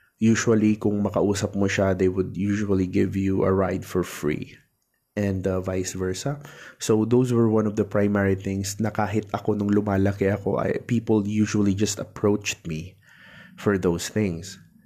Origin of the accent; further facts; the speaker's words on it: Tabaco, Bicol Region, Philippines; yung minor seminary kasi namin dito dito sa amin sa Tabaco City